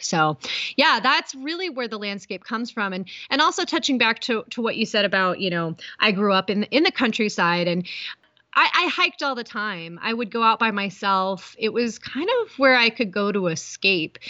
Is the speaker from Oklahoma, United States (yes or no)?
no; Appalachian Ohio, United States; moved away as an adult; also born or lived in Boston; I was born in Ohio, so I'm originally from Appalachia, Ohio, in a really small town. I grew up hiking and in the woods